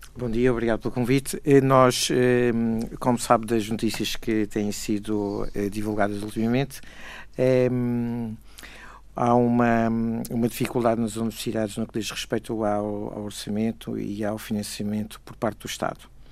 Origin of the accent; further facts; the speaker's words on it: Madeira, Portugal; eu que sou madeirense, digo isto com orgulho